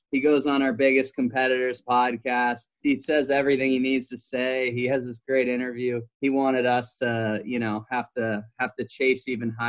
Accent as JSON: {"language": "English", "country": "Canada", "tie": "born or raised there", "said": "growing up in Canada"}